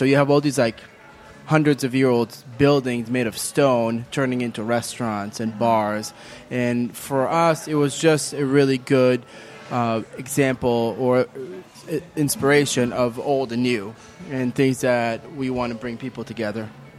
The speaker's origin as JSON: {"language": "English", "country": "Israel", "tie": "born or raised there", "moved": "yes", "lives_now": "Charlotte, United States", "said": "growing up in Israel, my mother's American. My father was born in Iran."}